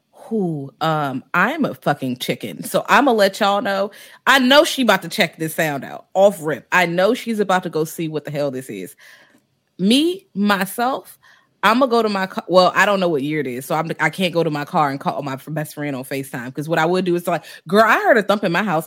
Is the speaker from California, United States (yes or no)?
no; Richmond, Virginia, United States; now in DC area, United States; I'm from Richmond